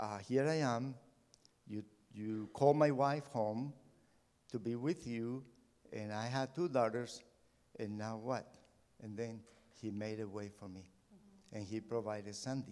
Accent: Colombia; moved away as an adult; also born or lived in United States; now in Mexico; I grew up in Colombia, South America

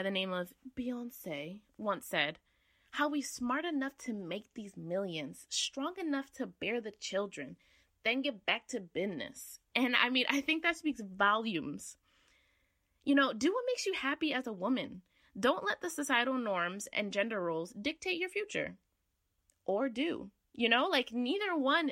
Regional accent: Connecticut, United States; I'm from Connecticut.

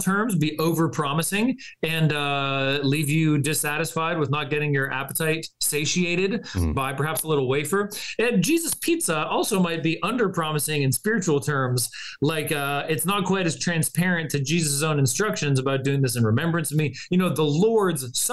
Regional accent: California, United States; moved away; as a Californian, I have at least some West Coast credibility left in me somewhere

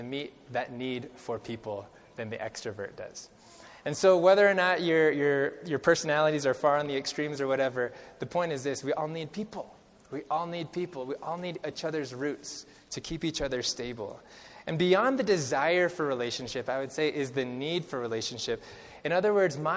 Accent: California, United States; moved away; So I come from California. That's where I grew up, and I grew up about an hour and a half southwest of Sequoia National Park.

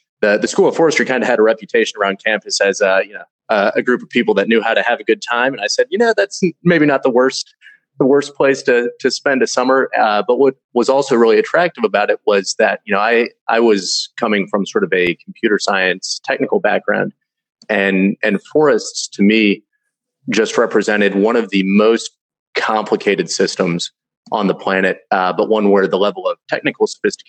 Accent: Louisville, Kentucky, United States; moved away as an adult; I was born and raised in Louisville, Kentucky.

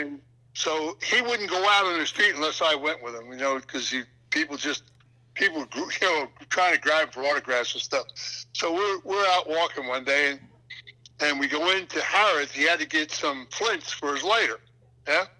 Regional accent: Philadelphia, Pennsylvania, United States; moved away; also born or lived in New Jersey / New York / Boston; when I was a kid and I was raised up in Philadelphia

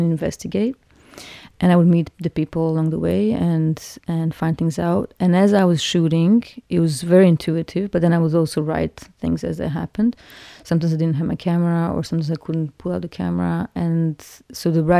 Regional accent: Cyprus; moved away; As I was growing up in Cyprus

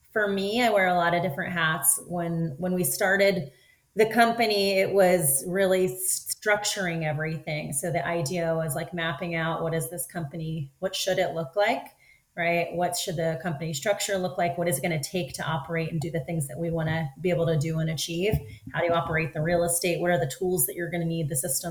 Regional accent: Philadelphia, Pennsylvania, United States; moved away as an adult; now in Southern California, United States; I'm actually born and raised in Philadelphia.

